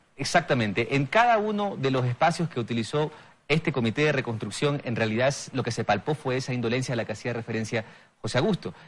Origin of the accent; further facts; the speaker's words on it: Bahía de Caráquez, Manabí, Ecuador; mi ciudad natal, Bahía de Caracas